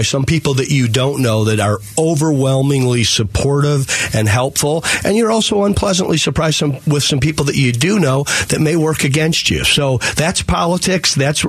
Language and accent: English; Toledo, Ohio, United States; I came out from Toledo, Ohio.